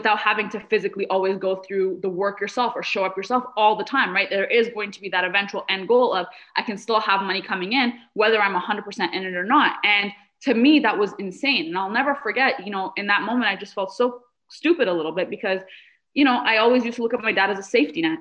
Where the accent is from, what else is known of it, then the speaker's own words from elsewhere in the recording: Canada; also born or lived in Middle East; I wasn't born in Canada. We moved here. We immigrated here from the Middle East when I was 7 years old